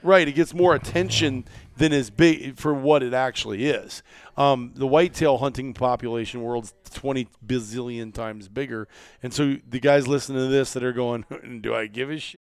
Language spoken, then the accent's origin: English; Iowa, United States; when we were kids growing up in Iowa